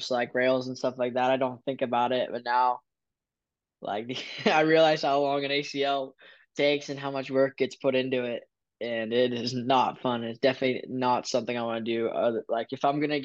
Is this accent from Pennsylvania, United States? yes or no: yes; Pennsylvania, United States; I'm from Pennsylvania